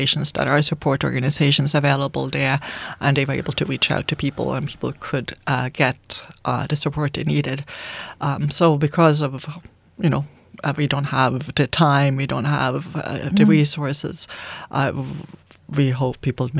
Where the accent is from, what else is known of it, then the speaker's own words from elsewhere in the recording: Sweden; English is a second language; now in Canada; I'm from Sweden. We say it differently over there